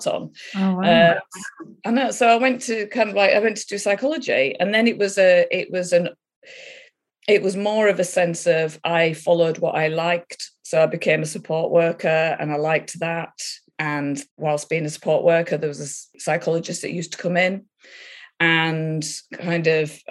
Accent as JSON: {"language": "English", "region": "Yorkshire and the Humber", "country": "United Kingdom", "tie": "born or raised there", "said": "I grew up in Yorkshire, north of England."}